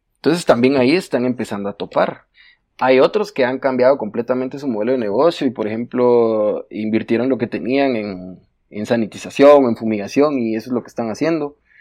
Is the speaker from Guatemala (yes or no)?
yes; Guatemala; En Guatemala Guate no estamos acostumbrados a planificar